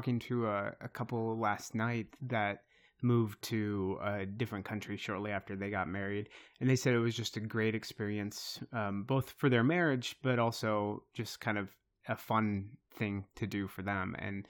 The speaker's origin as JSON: {"language": "English", "region": "Iowa", "country": "United States", "tie": "born or raised there", "said": "I grew up in Eastern Iowa, but I've lived in this area for a long time."}